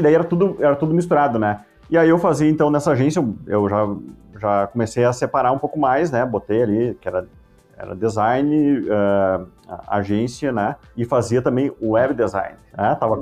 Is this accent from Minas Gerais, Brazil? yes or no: no; Estância Velha, Rio Grande do Sul, Brazil; also born or lived in Campo Bom; Eu nasci em Estância Velha, tá? Mas eu, eu vivo em Campo Bom já há muitos anos